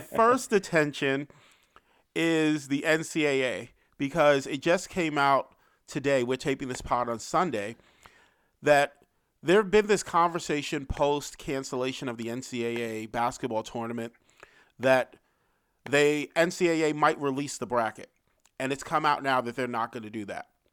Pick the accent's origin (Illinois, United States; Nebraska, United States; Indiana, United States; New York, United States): New York, United States; New York City; I grew up in Harlem, so I grew up in a place where the drug ep-, epidemic was very much front and center